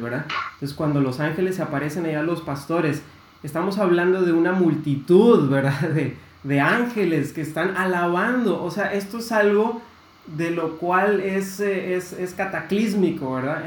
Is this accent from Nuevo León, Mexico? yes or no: yes; Monterrey, Nuevo León, Mexico; also born or lived in United States; soy regio, aquí nací y aquí he estado toda mi vida